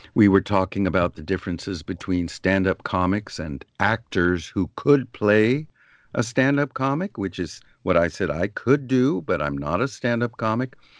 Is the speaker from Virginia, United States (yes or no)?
no; San Diego, California, United States; now in Los Angeles, United States; I grew up in San Diego, California, delightful place to grow up